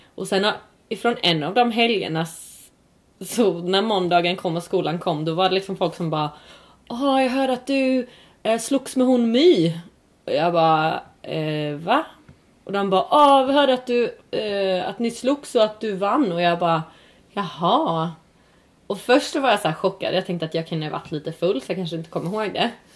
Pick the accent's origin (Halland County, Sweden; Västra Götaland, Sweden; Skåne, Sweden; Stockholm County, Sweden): Skåne, Sweden; Örkelljunga; där jag växte upp, jag växte upp i Skåne, i Örkelljunga tror jag